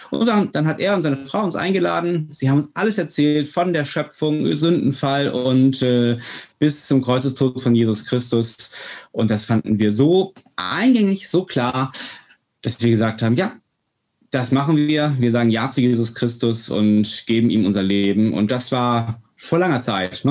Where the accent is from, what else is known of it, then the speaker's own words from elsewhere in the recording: Northern Germany, Germany; Wir sind äh, ganz, ich sag mal so, ungläubig aufgewachsen, wie Norddeutsche, also wir sind Norddeutsche.